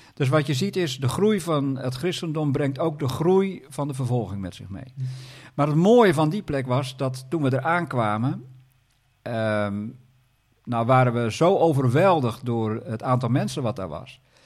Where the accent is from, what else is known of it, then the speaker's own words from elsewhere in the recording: Groningen, Netherlands; Ik ben zelf een Groninger